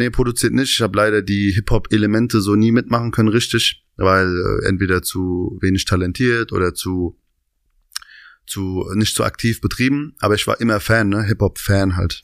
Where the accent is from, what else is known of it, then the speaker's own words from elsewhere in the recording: Hanau, Hesse, Germany; also born or lived in Aschaffenburg, Bavaria; now in Berlin, Germany; komme aus, ähm, ursprünglich aus einem Vorort von Hanau. Vier Kilometer, bin also quasi in Hanau groß geworden, bin aber allerdings in äh, Aschaffenburg, also in Bayern geboren.